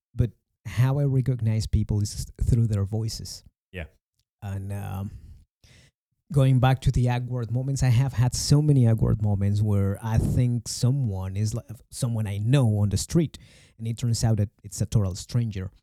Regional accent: Mexico; English is a second language

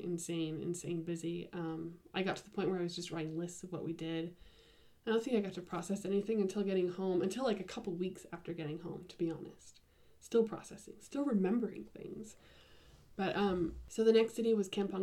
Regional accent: United States; being an American and a Westerner

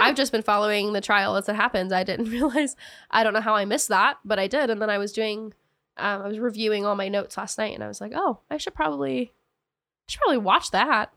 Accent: the South, United States; I'm from the South

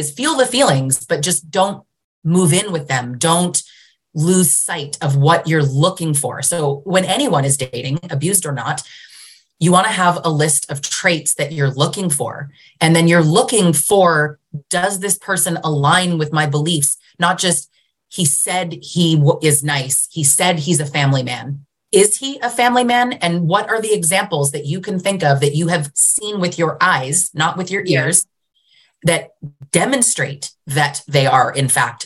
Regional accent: Canada; also born or lived in Greater Toronto Area, Ontario; I'm Canadian

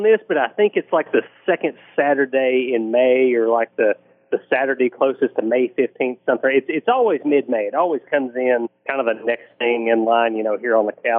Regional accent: Western Kentucky, United States; growing up in Western Kentucky

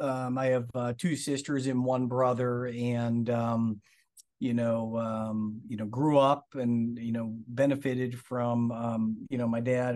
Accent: Lawrence, Massachusetts, United States; born there; So yeah, I mean, I was born in Massachusetts. I was born in Lawrence Methuen area.

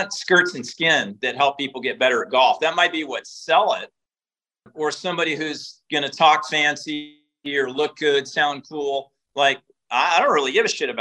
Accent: Eugene, Oregon, United States; I was born and raised in Eugene, Oregon, so Tracktown, USA.

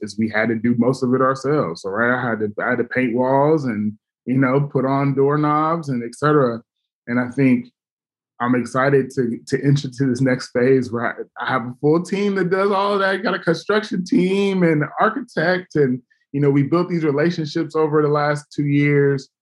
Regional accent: Los Angeles, California, United States; now in Oakland, United States; my hometown

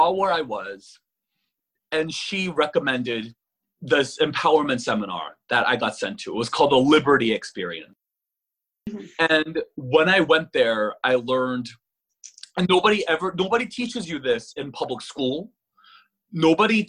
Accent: California, United States; accent: valley girl; also born or lived in Korea; I'm a Californian.

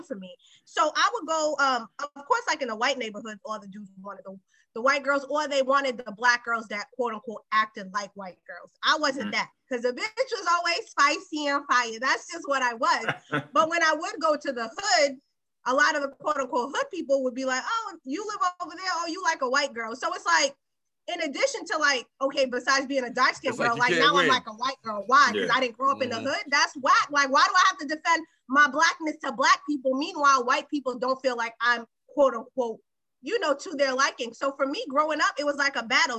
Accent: Boston, Massachusetts, United States; I was born and raised in Boston, but I don't live in Boston anymore

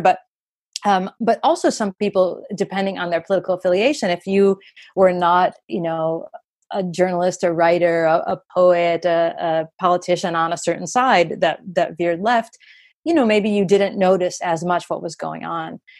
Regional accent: United States; as an American

